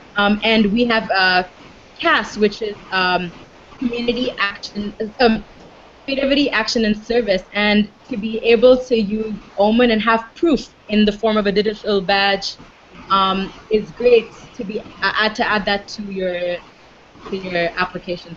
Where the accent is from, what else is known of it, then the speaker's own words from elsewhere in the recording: Dubai, United Arab Emirates; I'm born and raised in Dubai